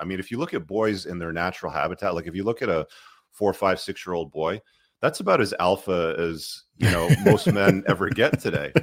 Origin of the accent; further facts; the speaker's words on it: Toronto, Ontario, Canada; also born or lived in Luton, England; I live in Canada, I live in Toronto. It's, you know, it's been my home for most of my life